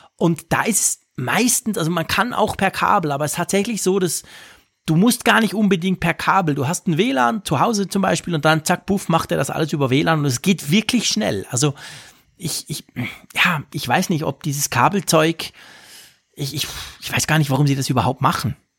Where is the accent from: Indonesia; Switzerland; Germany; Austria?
Switzerland; als Schweizer